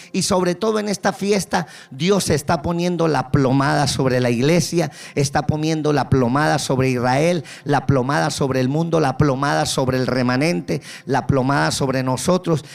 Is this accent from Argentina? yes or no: no; Colombia; accent: Colombian; now in Kendall, United States; me escucha el acento ya, yo soy colombiano.